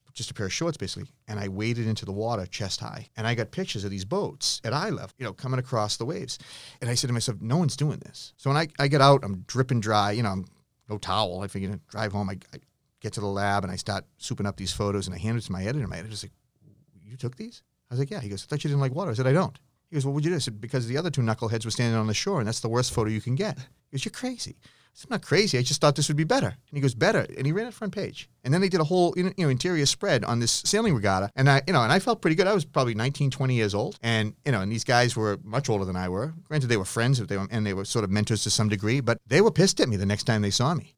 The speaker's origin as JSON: {"language": "English", "region": "Massachusetts", "country": "United States", "tie": "born or raised there"}